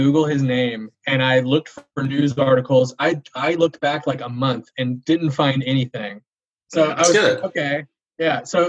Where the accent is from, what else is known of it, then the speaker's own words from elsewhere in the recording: Georgia, United States; I'm from Georgia.